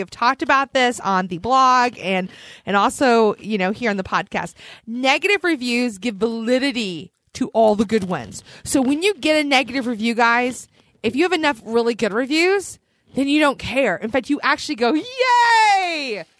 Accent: Philadelphia, Pennsylvania, United States; I was born in Philadelphia.

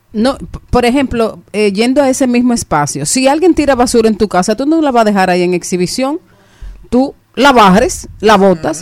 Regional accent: Monte Plata, Dominican Republic; yo soy de Monteplata.

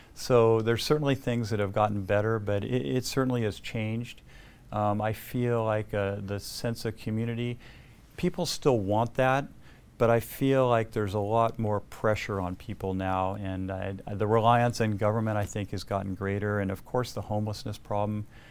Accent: El Segundo, California, United States; I grew up in El Segundo. I lived in the South Bay my entire life

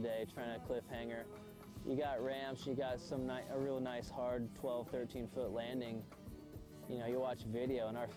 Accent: Bend, Oregon, United States; I'm from Bend, Oregon

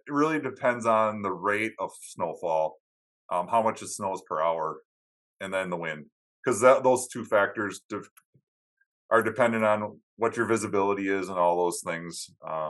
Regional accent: Upper Peninsula of Michigan, United States; now in Wisconsin, United States; I grew up in Upper Michigan

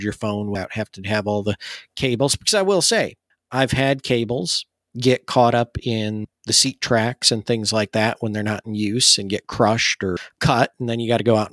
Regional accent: Michigan, United States; moved away; I grew up in Michigan, and we have a lot of water there too

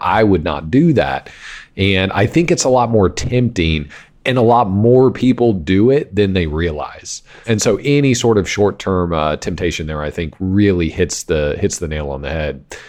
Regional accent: Wichita, Kansas, United States; I grew up in Kansas

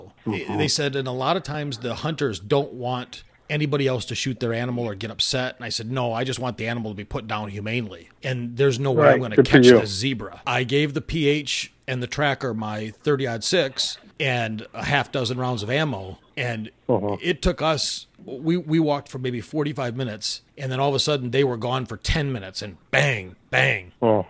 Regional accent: United States; as a kid growing up in the States

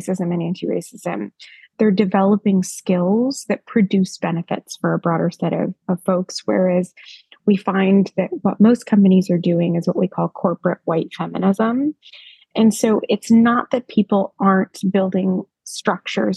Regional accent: United States; now in Australia; as an American

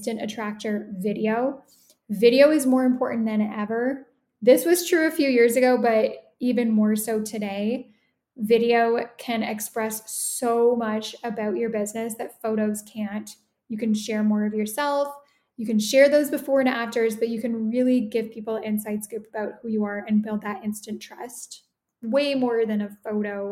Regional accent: Toronto, Ontario, Canada; moved away as an adult; now in Italy; So I am Canadian. I'm originally from the Toronto area. I currently live in Italy

